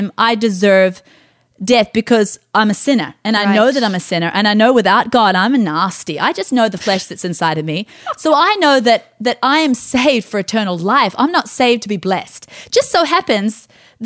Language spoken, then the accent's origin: English; Scot, Scotland, United Kingdom; I'm a Scot